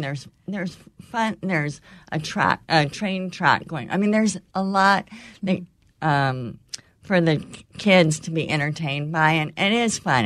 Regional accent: California, United States; born or raised there; moved away

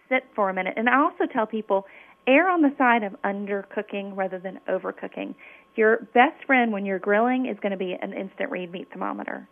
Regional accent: Memphis, Tennessee, United States; I grew up in Memphis, Tennessee, which is the land of barbecue.

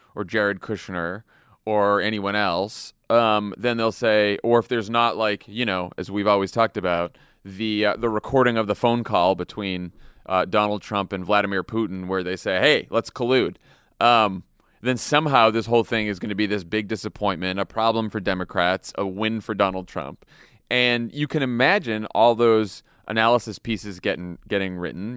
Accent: Massachusetts, United States; also born or lived in Washington, D.C. / Chicago; now in Los Angeles, United States; I grew up in Massachusetts, and then I lived in D.C and then I lived in Chicago

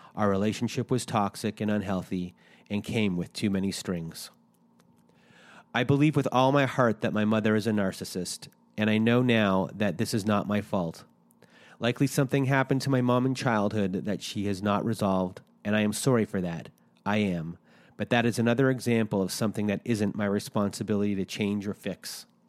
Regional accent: Canada; we're Canadian

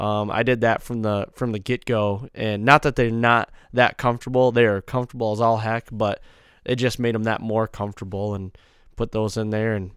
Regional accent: Midwest, United States; You know, we're whitetail guys from the Midwest

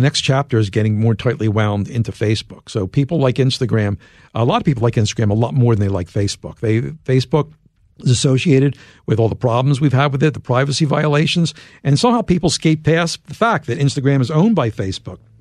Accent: Philadelphia, Pennsylvania, United States; I'm from Philadelphia

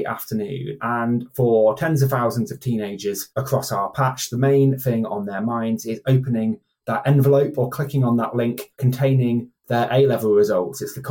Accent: Staffordshire, West Midlands, United Kingdom; my village where I grew up in Staffordshire

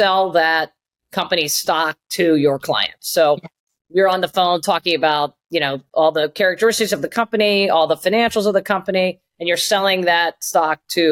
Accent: Southern Ohio, United States; moved away as an adult; also born or lived in Chicago / New York; I grew up in a really small town in Southern Ohio, not far from Kentucky, actually

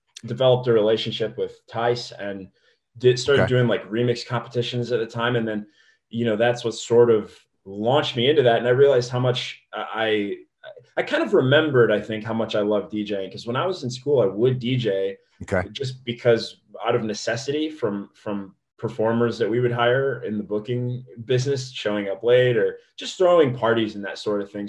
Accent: Indiana, United States; moved away as an adult; also born or lived in Dayton, Ohio; now in Los Angeles, United States; I'm from Indiana.

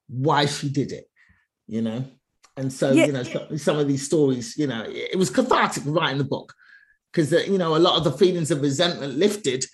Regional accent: London, United Kingdom; I was born in England, born and raised in England

